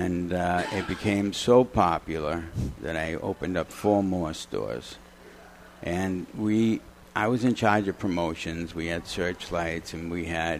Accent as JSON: {"language": "English", "town": "Dedham", "region": "Massachusetts", "country": "United States", "tie": "born or raised there", "said": "From up here. Born and raised in Dedham, Massachusetts."}